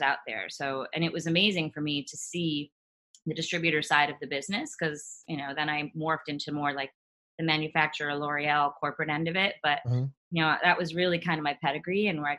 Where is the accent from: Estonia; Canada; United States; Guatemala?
United States; Scranton area, Pennsylvania; Pennsylvania, Scranton area. Not exactly Scranton, but yeah.